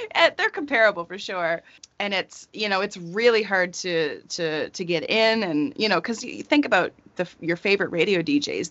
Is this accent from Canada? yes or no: yes; rural Nova Scotia, Canada; born or raised there; moved away